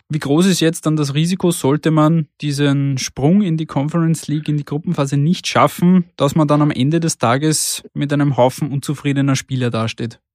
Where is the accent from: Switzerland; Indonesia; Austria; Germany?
Austria; bei uns in Österreich